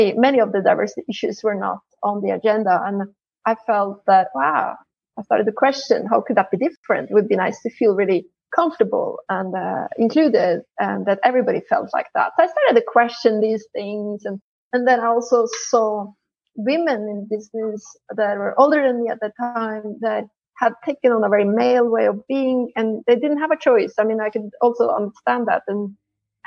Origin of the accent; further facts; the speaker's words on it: Norway; moved away as an adult; also born or lived in Italy; I'm originally from Norway and I grew up there